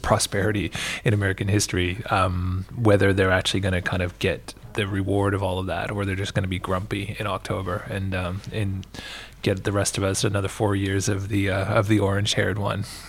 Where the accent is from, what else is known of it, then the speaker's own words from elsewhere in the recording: Canada; now in Australia; my home country